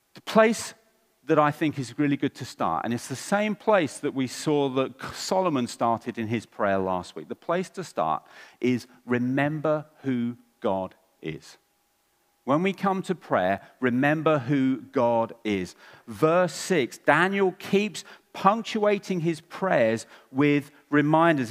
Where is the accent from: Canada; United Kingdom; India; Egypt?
United Kingdom; England; I'm English